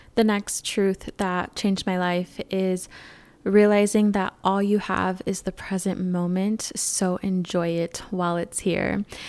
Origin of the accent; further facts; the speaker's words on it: California, United States; moved away as an adult; now in Arizona, United States; I moved out of California, which is my home state